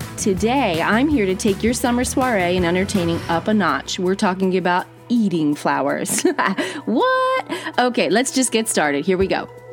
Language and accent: English; East Coast of New Jersey, United States; I grew up on the East Coast of New Jersey.